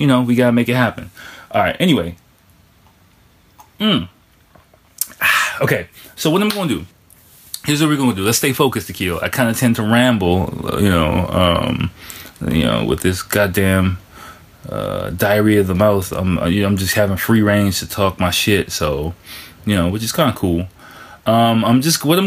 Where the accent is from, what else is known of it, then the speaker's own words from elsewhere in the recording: Washington, District of Columbia, United States; moved away as an adult; now in Tokyo, Japan; I'm from Washington, D.C.